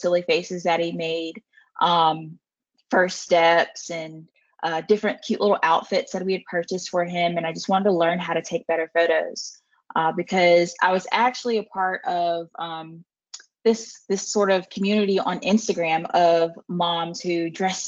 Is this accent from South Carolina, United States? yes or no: yes; South Carolina, United States; moved away as an adult; also born or lived in upstate New York; I am from South Carolina